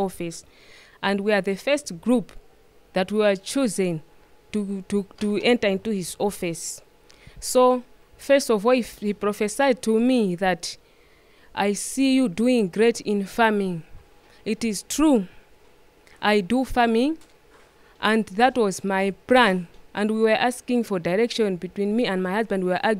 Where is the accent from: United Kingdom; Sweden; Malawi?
Malawi; Lilongwe, Central Region; I'm from Rirongwe, Area 49.